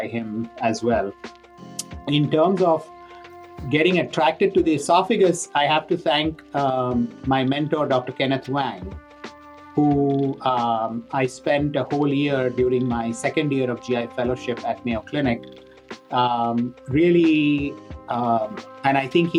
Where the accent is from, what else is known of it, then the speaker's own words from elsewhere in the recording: India; moved away; I grew up in India